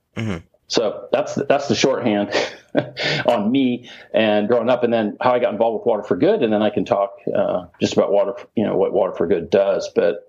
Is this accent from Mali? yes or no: yes; Mali; also born or lived in Indiana; I was born in Indiana, but my parents did mission work in Mali, West Africa. So I actually grew up in Africa.